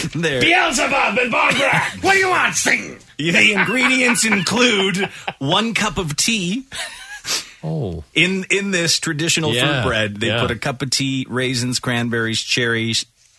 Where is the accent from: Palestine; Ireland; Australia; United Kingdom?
Ireland; as an Irishman